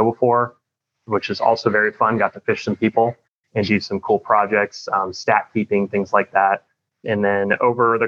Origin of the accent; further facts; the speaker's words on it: St. Petersburg, Florida, United States; I was born and raised in St. Petersburg, Florida. So I'm a Florida native